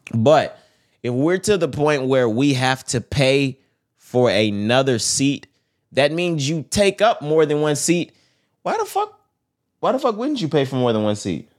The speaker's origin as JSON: {"language": "English", "region": "Texas", "country": "United States", "said": "we're from Texas."}